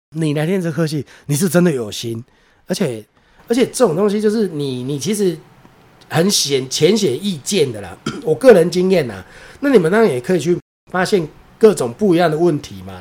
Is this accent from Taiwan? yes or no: yes; Taiwan; 我是台湾人